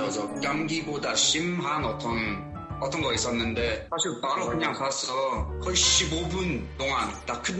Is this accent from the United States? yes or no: no; United Kingdom; Korean is a second language; moved away as an adult; now in South Korea; 영국에서 온